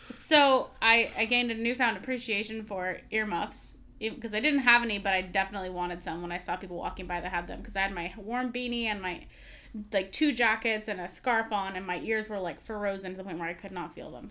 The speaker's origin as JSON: {"language": "English", "region": "California", "country": "United States", "said": "we're from California"}